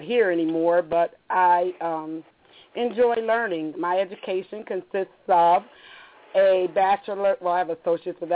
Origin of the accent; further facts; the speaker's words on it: Rochester, New York, United States; moved away as an adult; also born or lived in Virginia; now in Maryland, United States; I was born in Rochester, New York, and my family, my mother and my father